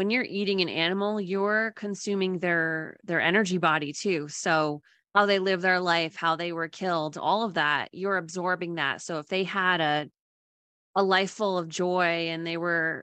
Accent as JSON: {"language": "English", "region": "Northeast", "country": "United States", "tie": "born or raised there", "moved": "yes", "lives_now": "Idaho Falls, United States", "said": "I grew up in the Northeast, which has pretty bad winters"}